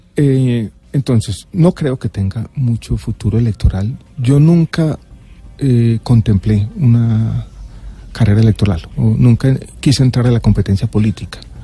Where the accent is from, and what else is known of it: Medellín, Antioquia, Colombia; born or raised there; also born or lived in Santiago, Chile